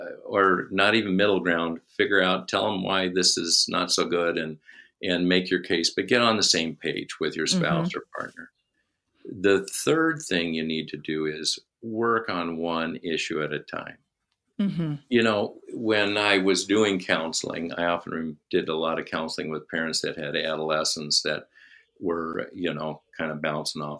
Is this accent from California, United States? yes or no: no; Minnesota, United States; We said, Minnesota.